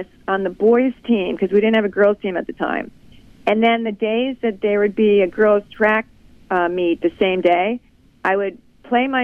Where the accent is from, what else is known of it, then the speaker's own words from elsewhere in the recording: Brecksville, Ohio, United States; moved away as an adult; also born or lived in Tampa, Florida; I grew up in Brecksville, Ohio